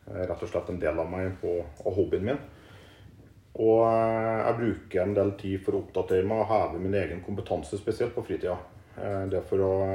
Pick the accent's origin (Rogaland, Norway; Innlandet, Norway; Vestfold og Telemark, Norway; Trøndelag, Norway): Trøndelag, Norway; Klæbu; moved away as an adult; also born or lived in Nord-Norge / Oslo / Stavern; now in Østfold, Norway; Jeg er oppvokst i Klæbu, som etter hvert har blitt en del av eh, Trondheim kommune.